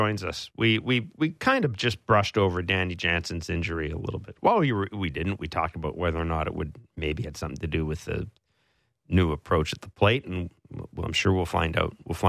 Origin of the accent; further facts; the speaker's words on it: Kingston, Ontario, Canada; born there; Kingston, Ontario. My hometown. It's where I was born. I didn't live there much. But my hometown.